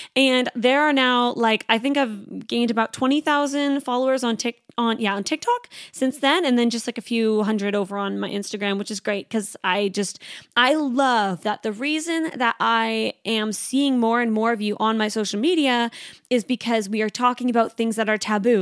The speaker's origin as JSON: {"language": "English", "country": "Canada", "moved": "yes", "lives_now": "Sydney, Australia", "said": "I'm a Canadian girl."}